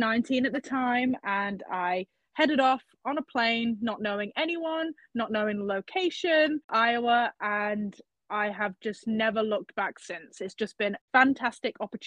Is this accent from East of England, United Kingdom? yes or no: no; Leicester, East Midlands, United Kingdom; accent: British; I'm from Leicester, England